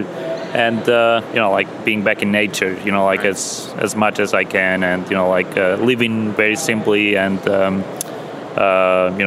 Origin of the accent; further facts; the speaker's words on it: Albania; also born or lived in Europe / Albany, New York; now in United States; I was born and raised in Albania. Then I have lived in various countries all over Europe.